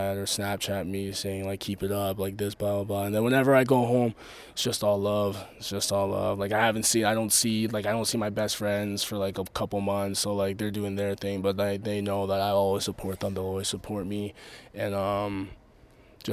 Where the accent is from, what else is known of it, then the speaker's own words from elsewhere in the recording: Canada; being a Canadian